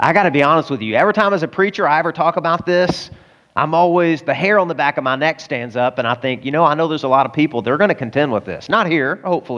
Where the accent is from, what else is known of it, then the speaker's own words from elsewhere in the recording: the South, United States; Now, I'm a boy and I grew up in the South